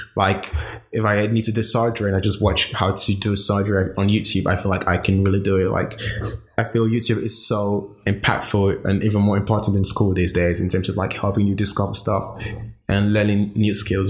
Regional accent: Nigeria; moved away as an adult; now in Amsterdam, Netherlands; born and raised in Nigeria

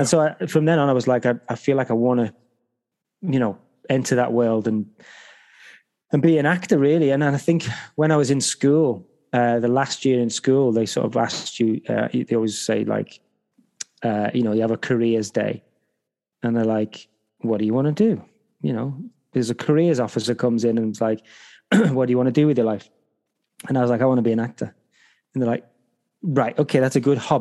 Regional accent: Liverpool, North West England, United Kingdom; I grew up in a town in Liverpool in the UK called Highton

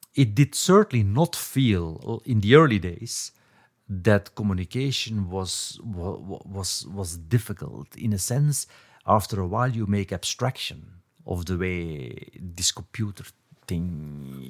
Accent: Belgium; moved away as an adult; also born or lived in Cambridge; I was growing up in Belgium

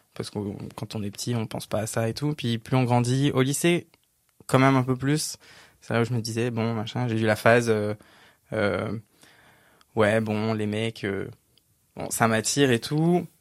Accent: a village north of Cergy, Île-de-France, France; J'ai grandi dans un petit village, vraiment un tout petit village de 800 habitants, un peu au nord de Cergy

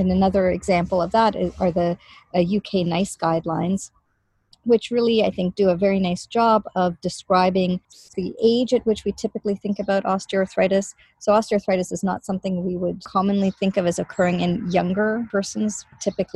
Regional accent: Canada; now in Boston, United States; I am Canadian originally

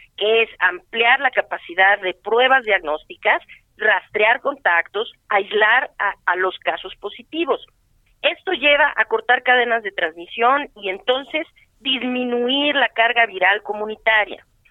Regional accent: Mexico; yo soy mexicana

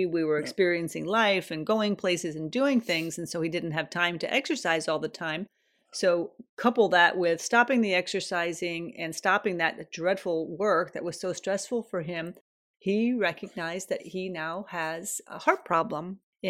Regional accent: United States; now in Sweden; when I came from America to Sweden

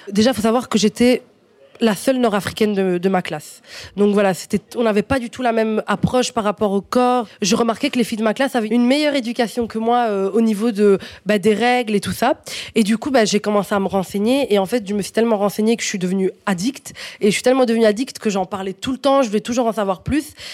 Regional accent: Morocco; Donc moi, je suis marocaine à 100%.

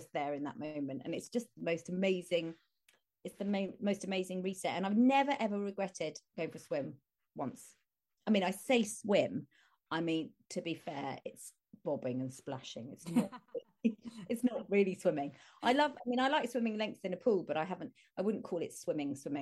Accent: Chelmsford, East of England, United Kingdom; I grew up in Chelmsford in Essex

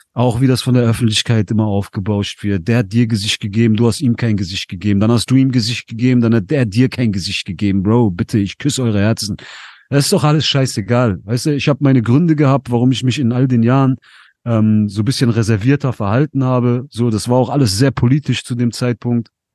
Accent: Essen, North Rhine-Westphalia, Germany; Ich komme aus NRW, ich bin in Essen aufgewachsen

